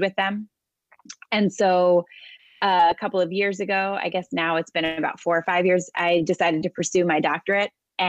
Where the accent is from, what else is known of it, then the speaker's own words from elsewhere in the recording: New York City, New York, United States; I am a New Yorker, born and raised. I live most of my life in and around New York City area